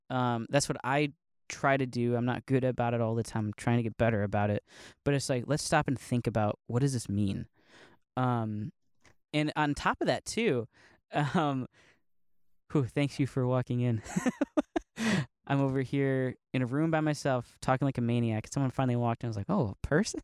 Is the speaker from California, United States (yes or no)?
no; Northeast Ohio, United States; I'm from Ohio, from Northeast Ohio